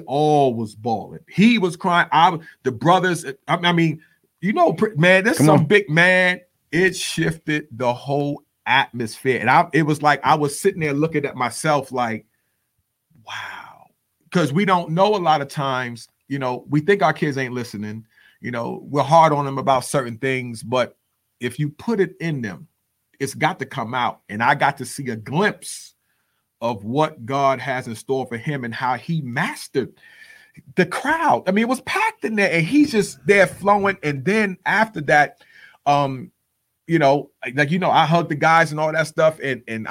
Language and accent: English; New York City, New York, United States; also born or lived in Texas; now in Dallas-Fort Worth, United States; I'm from the Bronx, New York